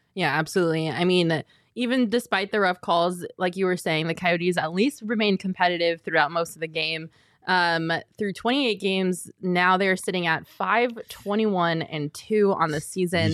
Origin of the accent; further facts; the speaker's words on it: Colorado, United States; I'm from Colorado